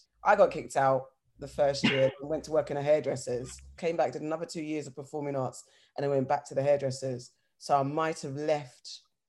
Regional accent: London, United Kingdom; moved away; I'm originally a Southie, but I moved to West. Growing up in South, from Battersea

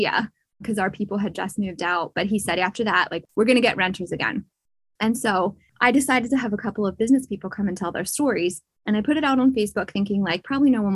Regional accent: Pennsylvania, United States; I was born and raised in Pennsylvania

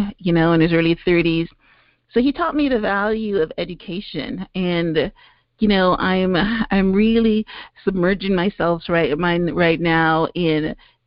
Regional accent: Guyana; also born or lived in Canada; now in United States; I was born in British Guyana, which is, you know, in South America

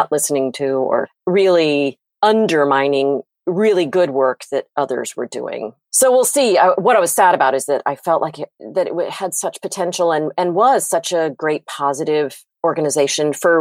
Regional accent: United States; also born or lived in Virginia / North Carolina; now in Wilmington, United States; growing up in Virginia and North Carolina

